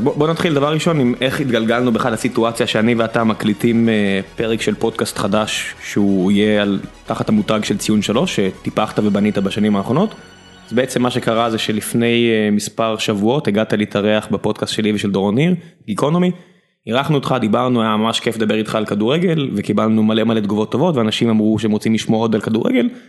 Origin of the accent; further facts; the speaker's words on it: Beersheba, Southern District, Israel; גדלתי לידו בבאר שבע